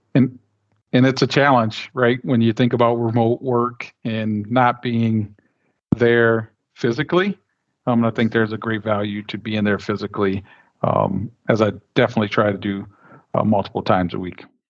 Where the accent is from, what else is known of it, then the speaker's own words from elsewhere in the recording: Flint, Michigan, United States; I'm born and raised in Flint, Michigan